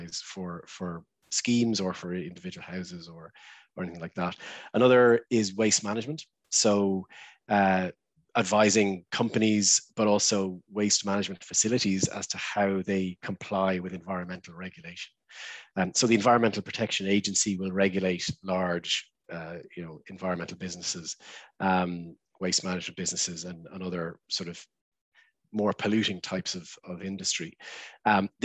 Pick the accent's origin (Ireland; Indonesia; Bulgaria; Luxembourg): Ireland; also born or lived in London